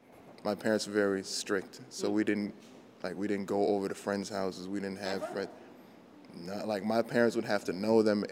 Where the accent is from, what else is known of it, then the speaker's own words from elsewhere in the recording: Worcester, Massachusetts, United States; my neighborhood where I grew up in a place called Lincoln Village.